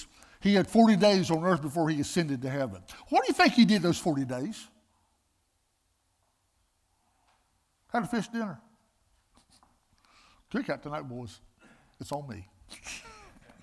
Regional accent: Greensboro, North Carolina, United States; I'm from Greensboro, North Carolina

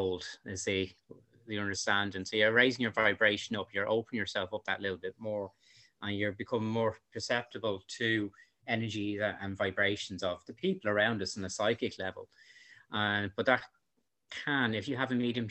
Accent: Dublin, Leinster, Ireland; I'm from Dublin

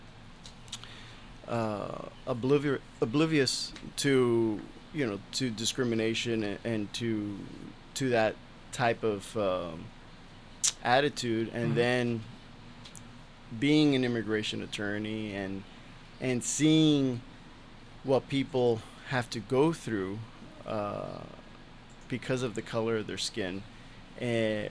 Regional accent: Miami, Florida, United States; moved away as an adult; now in New Hampshire, United States; when I moved from Miami to New Hampshire

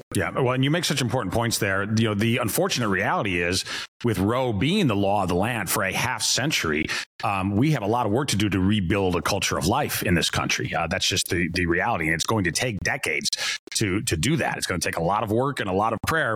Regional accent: Chicago, Illinois, United States; moved away as an adult; as a Chicagoan uh, to have to sort of own this as somebody who used to live in Chicago

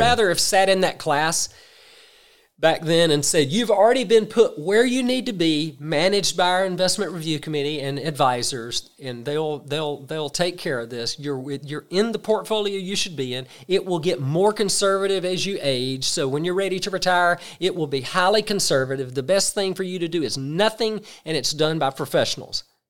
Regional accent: South Georgia, United States; I'm from South Georgia, very small towns. You get a school system, it's two or three hundred employees. Where I grew up, that's the largest employer in that county

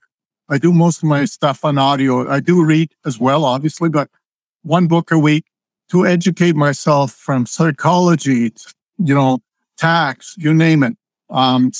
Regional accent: Croatia; also born or lived in Zagreb, Croatia; now in Canada; I was born in Croatia. I grew up on a dirt floor

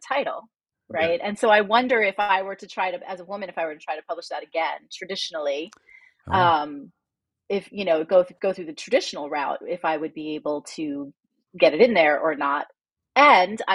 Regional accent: New Jersey, United States; I'm from Jersey, so cursing is the mother tongue here

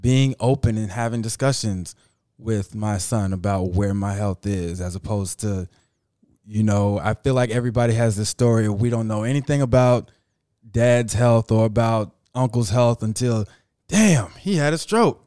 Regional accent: Miami, Florida, United States; I'm from Miami

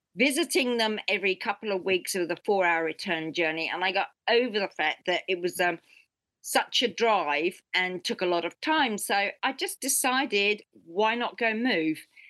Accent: United Kingdom; now in New Zealand; being British

